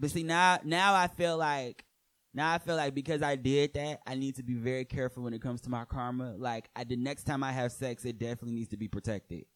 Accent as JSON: {"language": "English", "region": "Michigan", "country": "United States", "moved": "as an adult", "lives_now": "New York, United States", "said": "people were referencing my accent, which I was horribly in denial of having. Like, cause in Michigan, nobody ever tells"}